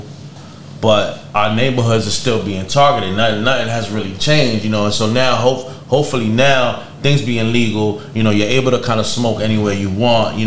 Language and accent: English; New York City, New York, United States; We come from Washington Heights, you know what I mean? It's the hood